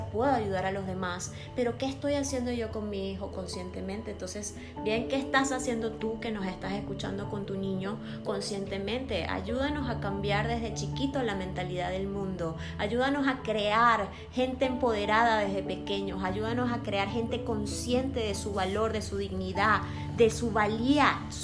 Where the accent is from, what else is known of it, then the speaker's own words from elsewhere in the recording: Venezuela; now in Monterrey, Mexico; Salí de Venezuela y estoy aquí en México, Monterrey, donde hay infinidad de comida, donde hay lugares hermosos que puedo apreciar